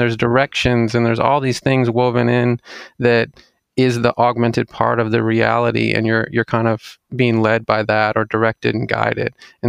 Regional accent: Jackson, Mississippi, United States; also born or lived in Clinton, United States / Madison, United States; I mean, I grew up in Mississippi. So Jackson, Mississippi, actually. Moved around a little bit in Mississippi, like Clinton and then Jackson and then an area called Madison.

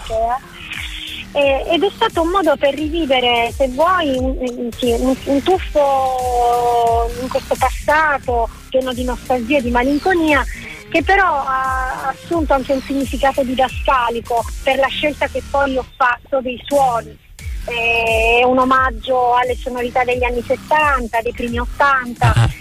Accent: Sicily, Italy; now in Cesena, Italy; sono siciliana ma cesenate ormai d'adozione

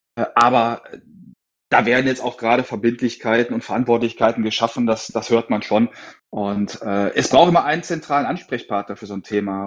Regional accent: Essen, North Rhine-Westphalia, Germany; also born or lived in Sauerland; bin aus dem Ruhrpott, aus Essen

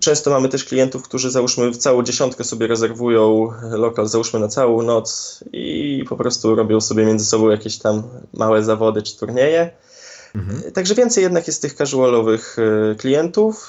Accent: Szczecin, West Pomeranian Voivodeship, Poland; u nas w Szczecinie

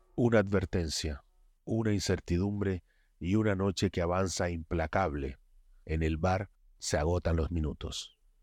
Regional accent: Colombia; moved away as an adult; also born or lived in Buenos Aires; now in Argentina; yo soy colombiano

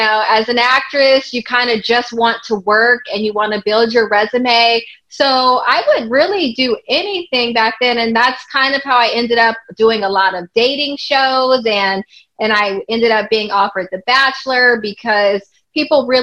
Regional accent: Los Angeles, California, United States; I grew up in Los Angeles, California, and not too far from Hollywood

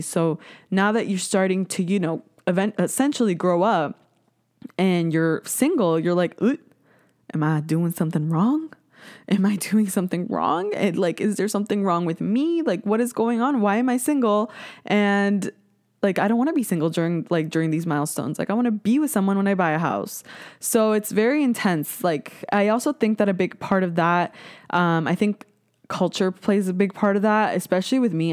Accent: Canada; I'm Canadian

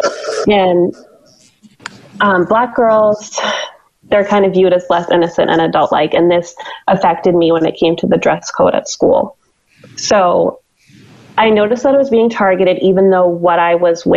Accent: Western Maine, United States; I grew up in Western Maine, and I graduated Dirigo High School in 2008.

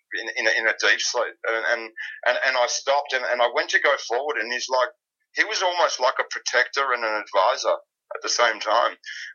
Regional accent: Melbourne, Victoria, Australia; I'm from Melbourne, Australia.

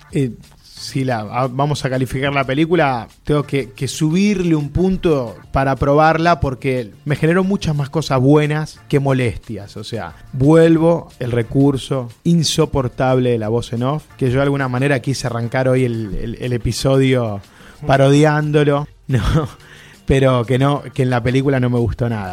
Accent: Sarandí, Buenos Aires Province, Argentina; en, el viaducto, en Sarandí, que es de donde soy yo

